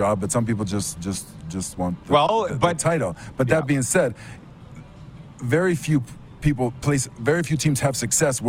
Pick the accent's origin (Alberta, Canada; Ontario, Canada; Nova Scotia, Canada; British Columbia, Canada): Ontario, Canada; Toronto; I'm from Toronto